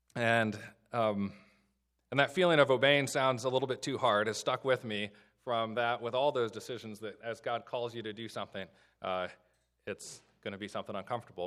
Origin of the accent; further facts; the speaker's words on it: Illinois, United States; now in Southern Maryland, United States; I grew up in the Midwest in Illinois